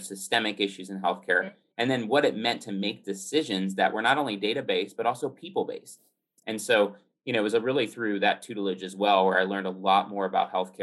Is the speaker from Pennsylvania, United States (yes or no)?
yes; the Poconos, Pennsylvania, United States; I grew up in the Poconos.